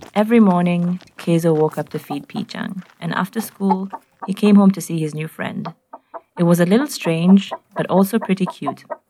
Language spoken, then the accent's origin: English; Nairobi, Kenya; I'm from Nairobi in Kenya